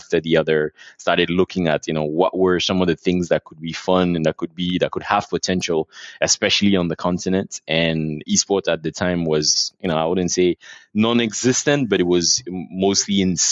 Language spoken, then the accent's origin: English; Abidjan, Côte d’Ivoire; We're based here. I was born and raised here, and I live here with my family.